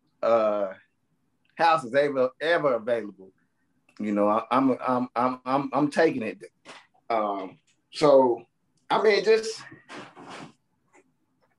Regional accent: Tulsa, Oklahoma, United States; because that's my hometown. That's where I grew up at.

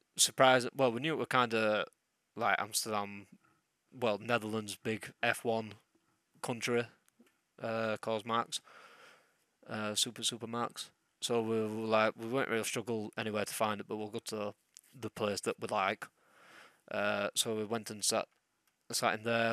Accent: England, United Kingdom; I'm English

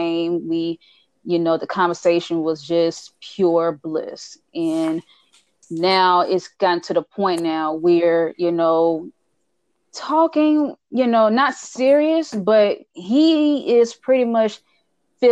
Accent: Charlotte, North Carolina, United States; I'm from Charlotte, North Carolina, and I am 31 years old

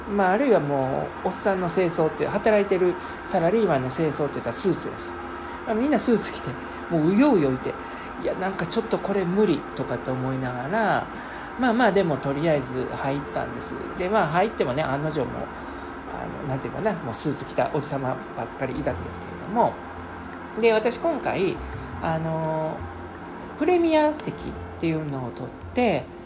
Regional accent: Osaka, Japan; 地元の大阪

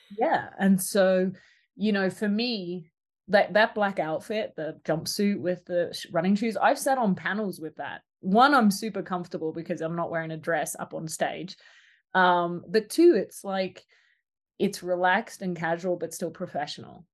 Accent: Australia; The little country town I grew up in in Australia didn't have a preschool

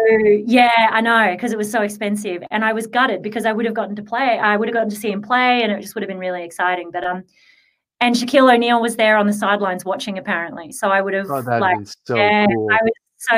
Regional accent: Australia; growing up in Australia, I didn't have heaps of money

